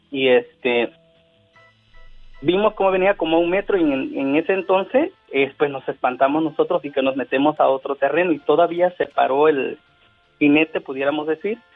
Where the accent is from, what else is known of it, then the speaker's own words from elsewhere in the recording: Guerrero, Mexico; De, de hecho, yo soy del estado de Guerrero